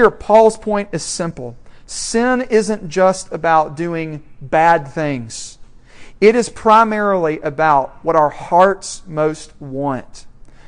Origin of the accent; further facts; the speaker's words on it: Franklin, Tennessee, United States; moved away; my hometown of Franklin, Tennessee